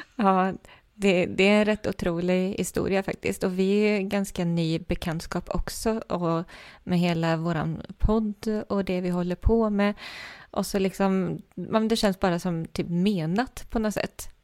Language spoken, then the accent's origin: Swedish; Värmland, Sweden; jag är från Värmland